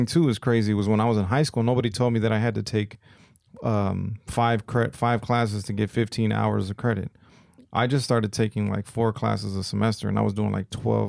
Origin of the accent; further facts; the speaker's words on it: Austin, Texas, United States; growing up in Austin, it was like kind of frowned upon to speak Spanish, you know, when I was going to school.